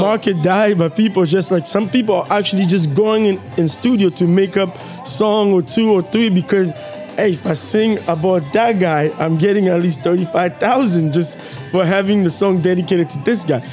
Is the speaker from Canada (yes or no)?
no; Kinshasa, DR Congo; moved away; when we were growing up in Kinshasa